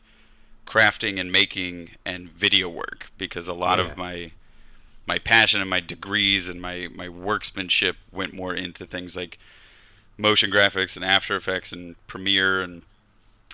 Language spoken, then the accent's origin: English; Kansas, United States; I grew up in Kansas in the Midwest in a tiny town